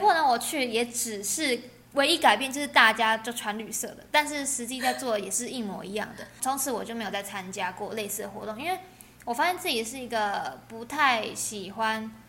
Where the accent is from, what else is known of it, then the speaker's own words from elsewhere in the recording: Taiwan; accent: Taiwanese; 我是来自台湾